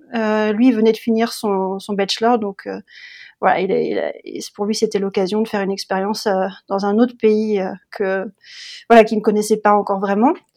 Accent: Le Mans, Pays de la Loire, France; moved away as an adult; also born or lived in Berlin, Germany; now in Potsdam, Germany; moi, je suis originaire de, du Mans, la ville du Mans en France, et je vis en Allemagne maintenant depuis plus d'une dizaine d'années.

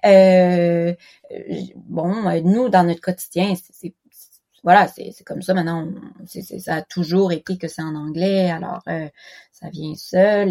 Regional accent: Quebec, Canada; first language French; moved away as an adult; also born or lived in Philippines / Toulouse, France; now in Japan; j'ai grandi au Québec

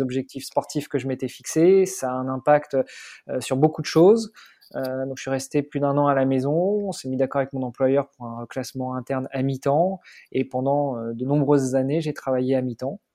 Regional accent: Normandy, France; moved away as an adult; now in Luxembourg; je suis normand.

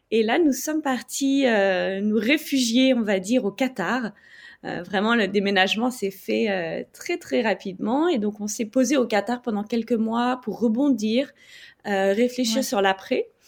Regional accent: France; moved away as an adult; also born or lived in United States / Algeria; now in Bangkok, Thailand; j'habite à Bangkok depuis quelques mois maintenant et je suis française euh, d'origine mais expatriée depuis une dizaine d'années

